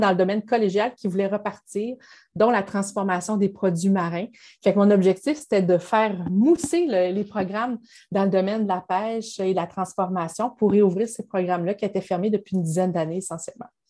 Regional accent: Saint-Prosper, Quebec, Canada; moved away as an adult; also born or lived in Sherbrooke; now in Outaouais, Canada; je viens de Saint-Prosper, de Dorchester, qui est à côté de Saint-Georges-de-Beauce

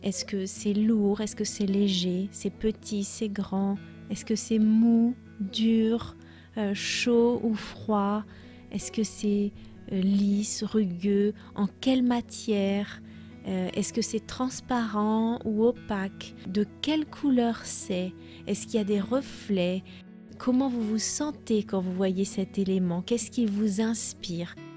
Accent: France; je suis française

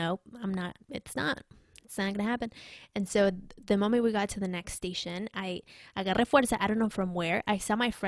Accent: Mexico City, Mexico; English is a second language; now in United States; I grew up in Mexico City, and so I mean I love Mexico

